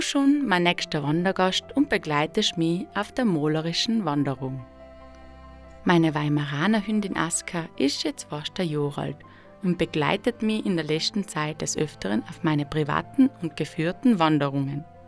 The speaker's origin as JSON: {"language": "German", "area": "South Tyrol", "region": "Trentino-Alto Adige", "country": "Italy", "tie": "born or raised there", "said": "in meiner Heimat Südtirol"}